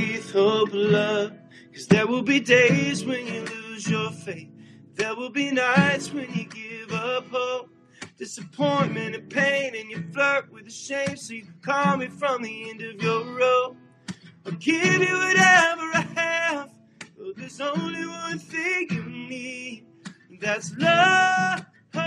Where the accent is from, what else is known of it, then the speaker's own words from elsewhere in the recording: Nashville, Tennessee, United States; I grew up in Nashville, Tennessee, and I grew up on country and top 40.